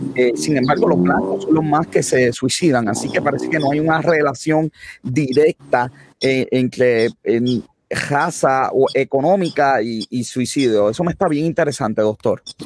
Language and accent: Spanish; Puerto Rico; nos debe preocupar como puertorriqueños